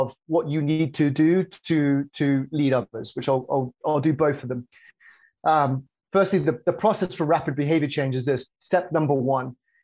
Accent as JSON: {"language": "English", "area": "just south of Birmingham", "region": "West Midlands", "country": "United Kingdom", "moved": "as an adult", "lives_now": "Chicago, United States", "said": "UK originally, just south of Birmingham. And I moved here in 2005"}